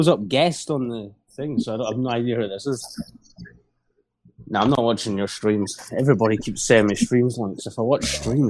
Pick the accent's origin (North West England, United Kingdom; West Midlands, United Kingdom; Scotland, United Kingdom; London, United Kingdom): Scotland, United Kingdom; No, I'm Scottish.